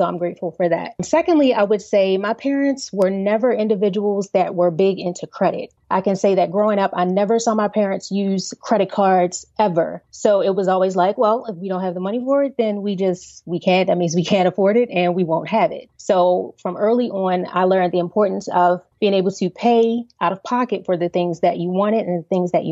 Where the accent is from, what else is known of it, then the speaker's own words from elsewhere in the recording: Baltimore, Maryland, United States; I grew up in Baltimore, Maryland, Baltimore City